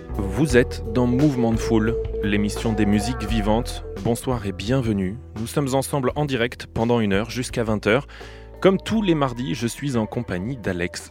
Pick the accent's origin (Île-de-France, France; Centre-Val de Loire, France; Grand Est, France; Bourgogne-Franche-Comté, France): Centre-Val de Loire, France; Bourges; also born or lived in Switzerland; now in Nantes, France; J'ai grandi dans la région centre, à Bourges